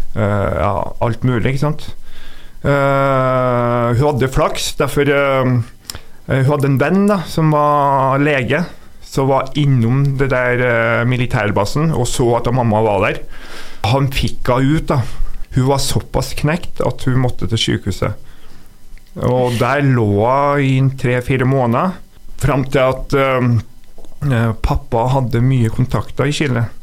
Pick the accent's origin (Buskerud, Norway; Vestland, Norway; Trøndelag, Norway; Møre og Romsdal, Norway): Trøndelag, Norway; Trondheim; also born or lived in São Paulo, Brazil; Ja, jeg vokste opp i Trondheim og bodde på Kattem.